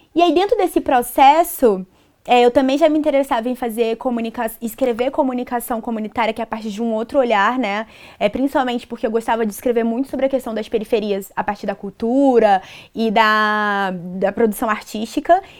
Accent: Brasília, Federal District, Brazil; moved away as an adult; now in Rio de Janeiro, Brazil; Eu sou da periferia de Brasília, do Gama

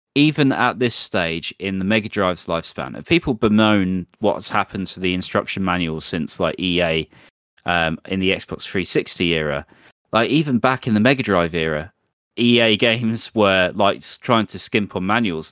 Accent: England, United Kingdom; accent: English; my butchered English accent

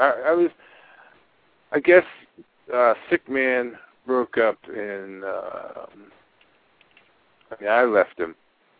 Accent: Philadelphia, Pennsylvania, United States; also born or lived in South Jersey; Even though we're from Philadelphia

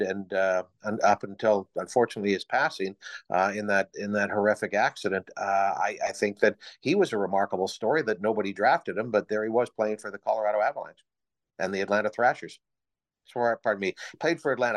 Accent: Midland, Ontario, Canada; moved away as an adult; now in Owen Sound, Canada; my first job at my hometown station, C K M P

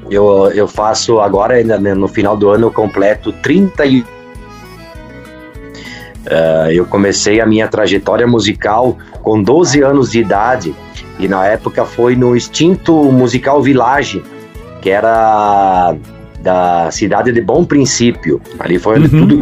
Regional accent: Carlos Barbosa, Rio Grande do Sul, Brazil; Carlos Barbosa

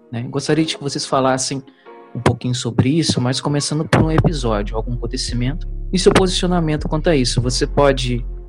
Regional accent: Bom Jesus do Itabapoana, Rio de Janeiro, Brazil; de Bom Jesus do Itapuã

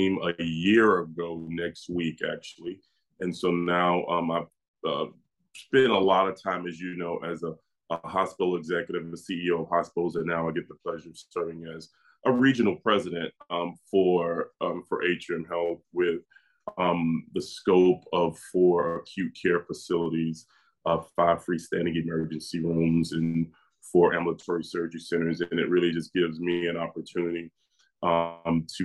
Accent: Miami, Florida, United States; moved away as an adult; also born or lived in Washington, D.C.; We grew up born, raised in Miami, Florida, 305

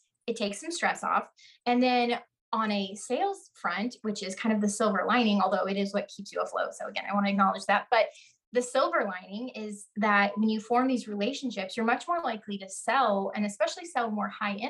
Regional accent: the Ozarks in Texas, United States; I'm from the Ozarks in Texas

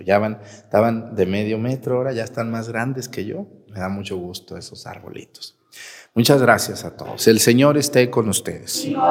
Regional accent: Mexticacán, Jalisco, Mexico; mi pueblo es Mesticacán

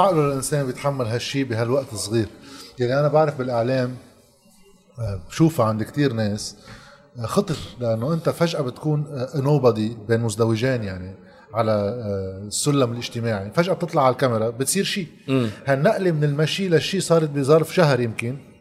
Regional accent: Lebanon; عندنا بلبنان

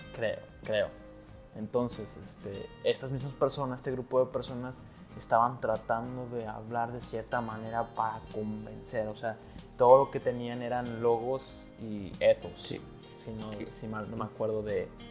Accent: Monterrey, Nuevo León, Mexico; also born or lived in Mexico City; Tú y yo, Mario, somos regios

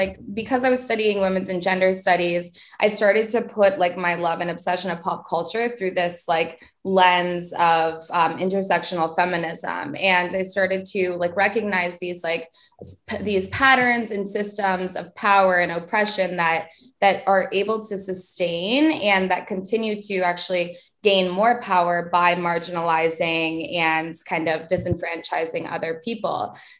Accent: Vermont, United States; because I'm from Vermont and didn't have a ton of like access to things that were cool.

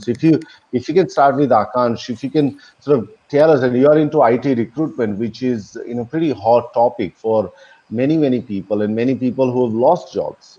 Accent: Melbourne, Victoria, Australia; moved away as an adult; now in India; I'm originally from Melbourne, but currently I'm in India

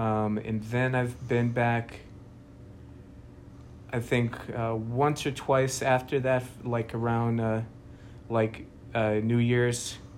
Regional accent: Normal, Illinois, United States; also born or lived in Bogota, Colombia / Wyoming; And then a piece of my childhood was in the Midwest.

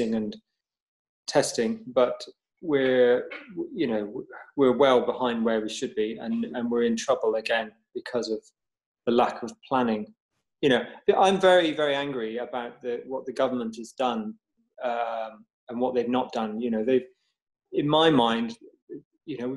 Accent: United Kingdom; because we're British

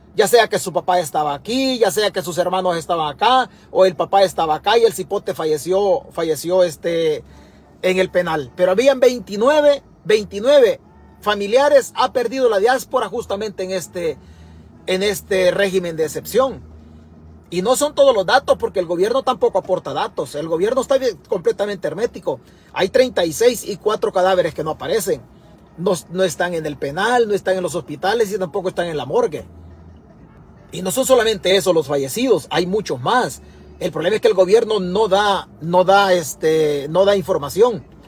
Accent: El Salvador; now in United States; Yo soy salvadoreño

